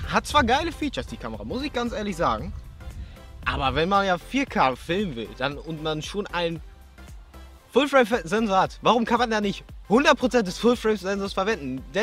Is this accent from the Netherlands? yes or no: yes; Netherlands; ich bin ja Niederländer, also Führerschein weiß ja nicht.